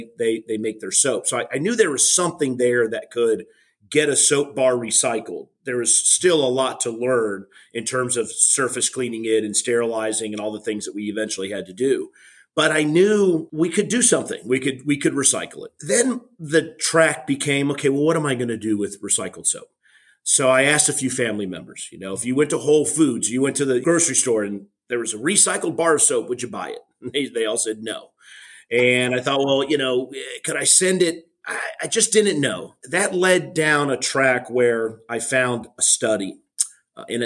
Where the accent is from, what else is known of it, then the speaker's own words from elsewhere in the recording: South Florida, United States; I'm originally from South Florida